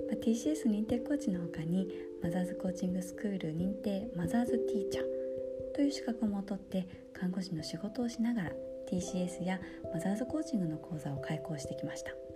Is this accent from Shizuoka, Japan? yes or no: yes; Yaizu, Shizuoka, Japan; moved away as an adult; now in Osaka, Japan; 地元は静岡県焼津市という魚の町で育ちました